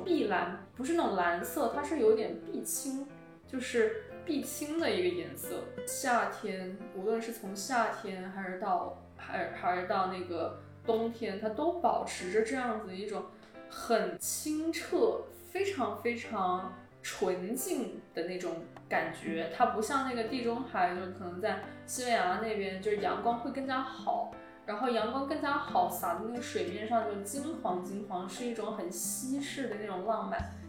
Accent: China; 但是实际上每次别人问我的时候，我就跟他说我中国人

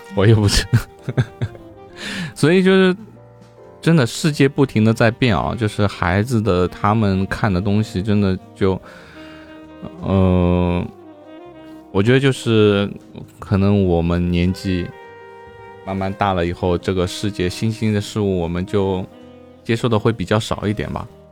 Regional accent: Shanghai, China; 下三化四是我们上海话

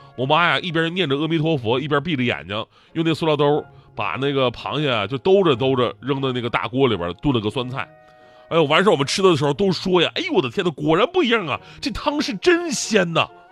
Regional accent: Northeast China, China; 比我们东北人还生性

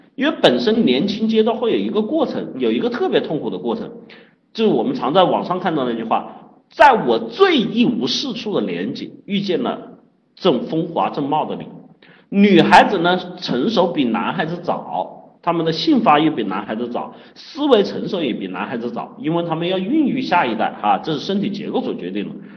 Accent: China; 饭局作为我们生活啊，作为我们中国人啊，特别重要的一个社交场合。

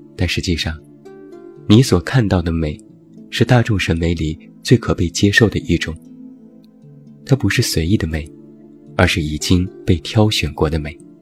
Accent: China; 我们中国人

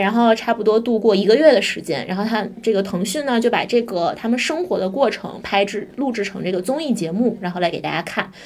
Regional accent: Tianjin, China; 我是天津 人吧

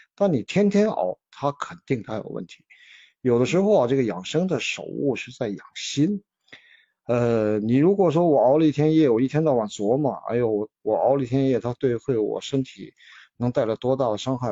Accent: China; 我们中国人是讲的是运气

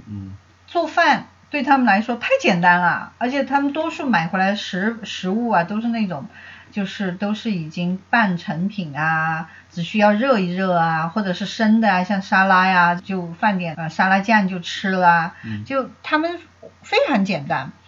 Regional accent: China; 我们中国人

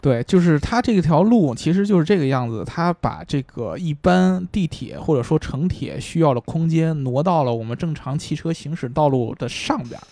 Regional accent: Beijing, China; accent: Beijing accent; 只有你能学我们北京口音

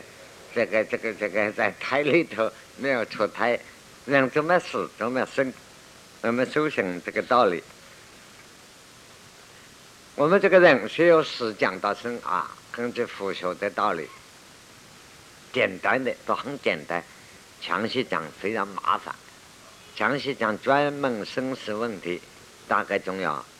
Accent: China; 所以你看，我们中国人过去发的死亡的符文，寿终正称很难弄

